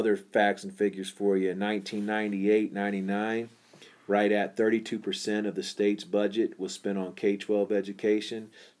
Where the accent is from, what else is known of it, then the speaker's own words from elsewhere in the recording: Ocala, Florida, United States; I grew up in Ocala, Florida.